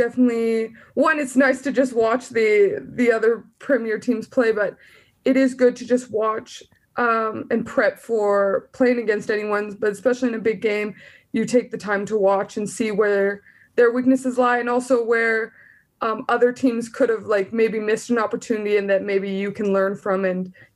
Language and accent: English; southern Alberta, Canada; moved away; I'm from Alberta, and southern Alberta